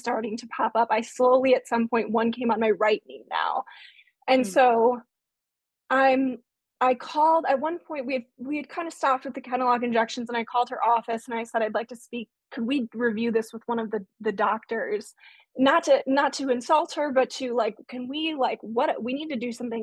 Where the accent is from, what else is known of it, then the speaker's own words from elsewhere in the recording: Chicago, Illinois, United States; moved away as an adult; also born or lived in Indiana; I was living in Indiana, but I grew up in the Chicago area